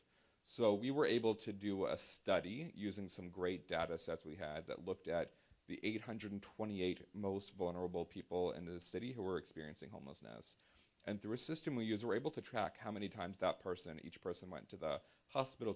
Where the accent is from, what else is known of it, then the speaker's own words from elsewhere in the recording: Virginia, United States; now in Washington, D.C., United States; my home state of Virginia